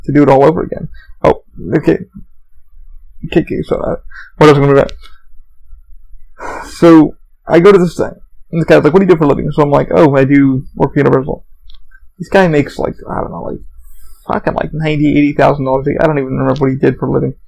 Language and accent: English; United States; I am an American